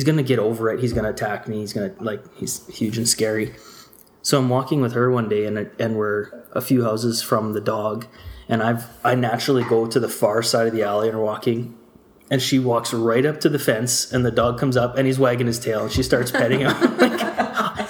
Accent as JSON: {"language": "English", "town": "Winnipeg", "region": "Manitoba", "country": "Canada", "moved": "as an adult", "lives_now": "Edmonton, Canada", "said": "We're both from Winnipeg, but I moved here to go to Concordia"}